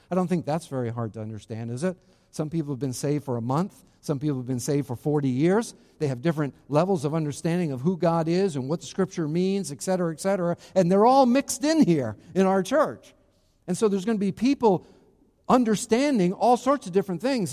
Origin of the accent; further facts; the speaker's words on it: Charlestown, Rhode Island, United States; my hometown in New England, not Florida, in New England, in Rhode Island specifically, in Charlestown, Rhode Island, very specifically. That's my hometown